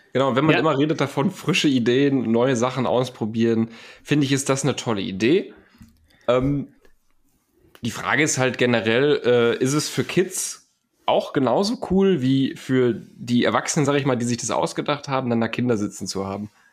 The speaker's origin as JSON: {"language": "German", "country": "Germany", "said": "als Deutscher"}